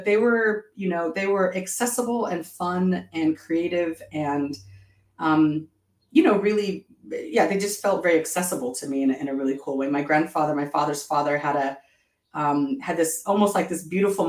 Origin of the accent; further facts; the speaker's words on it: Orange County, California, United States; moved away as an adult; also born or lived in Long Beach, California / East Coast, United States; I was born in Southern California, in Long Beach, and grew up in Orange County.